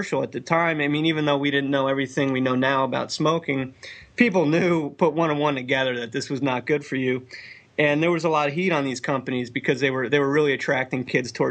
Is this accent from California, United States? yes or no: no; New Jersey, United States; moved away; the house I grew up in North Jersey